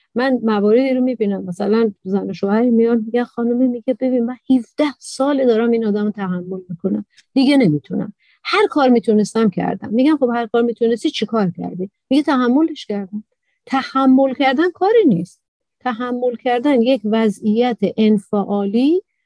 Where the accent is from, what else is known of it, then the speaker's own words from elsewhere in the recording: Iran; تو ایران به دنیا آمدم تو عربستان نیستم